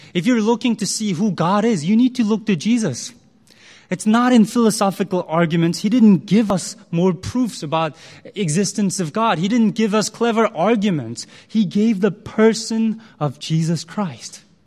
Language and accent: English; United States; also born or lived in Korea; I spent a large part of my life in the U S